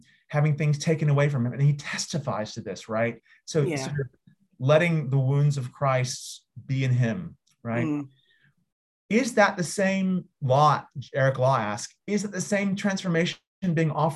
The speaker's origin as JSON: {"language": "English", "country": "United States", "said": "as an American"}